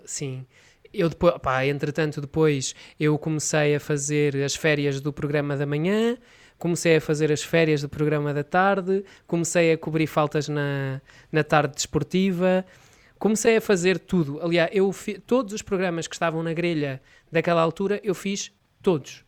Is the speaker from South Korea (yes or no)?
no; Oliveira do Hospital, Coimbra District, Portugal; da minha terra, Oliveira do Hospital